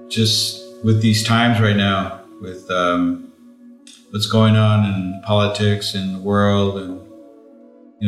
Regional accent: Los Angeles, California, United States; I grew up in the San Fernando Valley here in California, in Southern California. And my parents were immigrated from Mexico

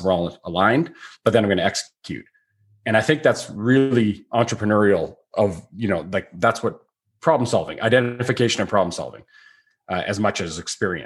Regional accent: Canada

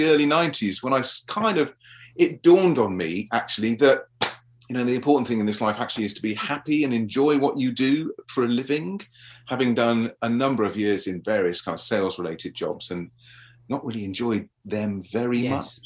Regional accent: London, United Kingdom; I had a very happy childhood growing up in South London.

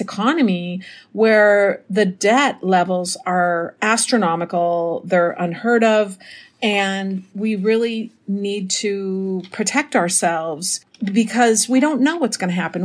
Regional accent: Minnesota, United States; now in Mexico; Minnesota, my hometown

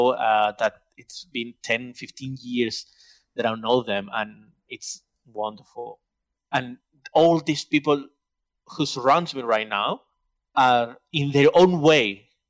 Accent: Barcelona area, Catalonia, Spain; first language Spanish; English is a second language; So I'm from Barcelona, okay. From a town to the big city.

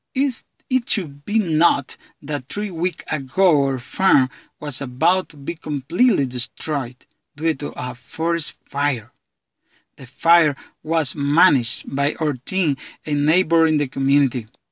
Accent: San Marcos, Honduras; from San Marcos, Honduras

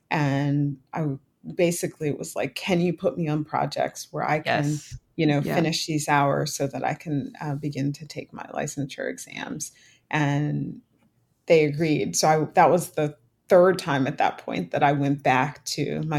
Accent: Philadelphia, Pennsylvania, United States; I was from Philadelphia

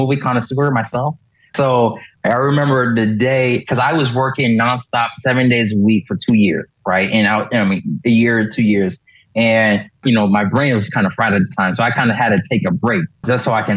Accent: Miami, Florida, United States; I grew up in Miami

